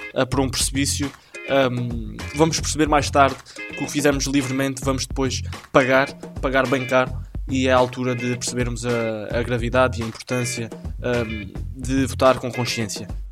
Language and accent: Portuguese; Portugal; o clube da minha terrinha